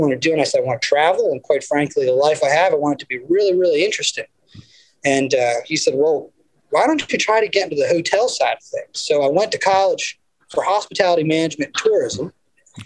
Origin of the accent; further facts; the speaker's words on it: Pennsylvania, United States; moved away as an adult; also born or lived in Texas / Philadelphia; now in New Jersey, United States; So I grew up in Pennsylvania, and quite frankly, grew up on a small little farm